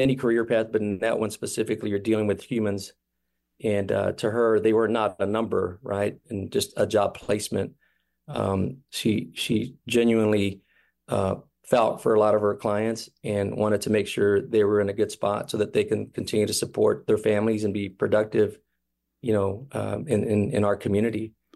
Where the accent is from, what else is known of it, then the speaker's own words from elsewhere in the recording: Kansas City, Missouri, United States; we all were born and raised in Kansas City